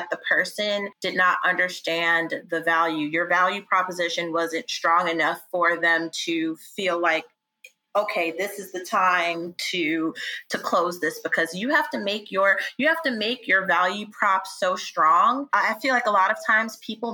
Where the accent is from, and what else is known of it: New York, United States; born or raised there; also born or lived in Yonkers, New York